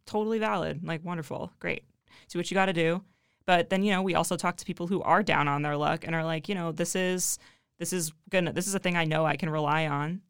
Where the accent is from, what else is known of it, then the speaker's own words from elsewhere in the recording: Ohio, United States; I'm from Ohio